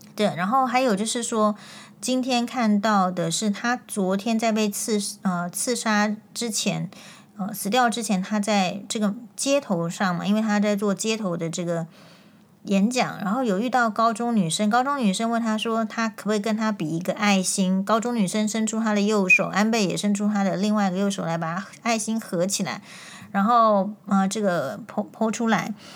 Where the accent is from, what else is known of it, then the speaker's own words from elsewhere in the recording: Taiwan; 我们身为台湾人